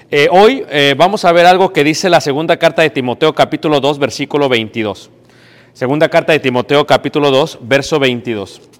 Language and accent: Spanish; Mexico City, Mexico; now in United States; yo soy de México, crecí en Ciudad de México, me crié en México